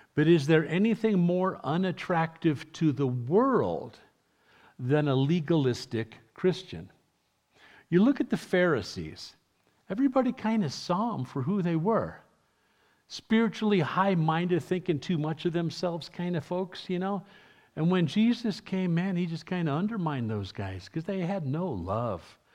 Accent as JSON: {"language": "English", "town": "New York City", "region": "New York", "country": "United States", "tie": "born or raised there", "first_language": "English", "moved": "yes", "said": "I was raised in my youth uh, in New York City, where they developed such a dialect."}